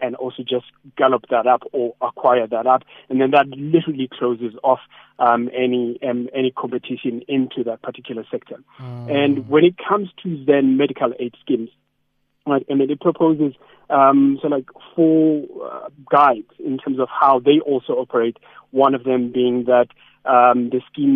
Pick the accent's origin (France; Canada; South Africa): South Africa; King William's Town, Eastern Cape; King William's Town. I know we're not small. I mean, my hometown